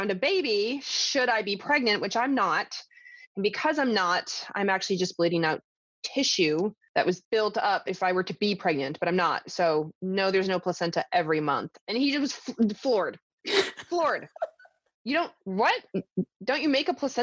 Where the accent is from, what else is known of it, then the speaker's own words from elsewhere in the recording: the South, United States; I grew up in the South